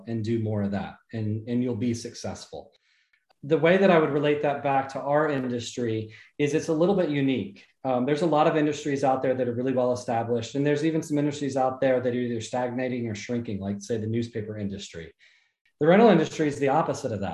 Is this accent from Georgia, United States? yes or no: yes; south of Atlanta, Georgia, United States; also born or lived in Jacksonville, Florida; I was born in Jacksonville, Florida, and then I grew up most of my life in a little south of Atlanta, Georgia